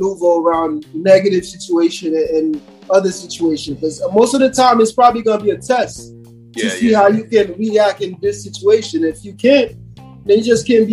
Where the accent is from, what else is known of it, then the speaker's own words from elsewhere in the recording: Haiti; also born or lived in Brooklyn; now in United States; I was born in Haiti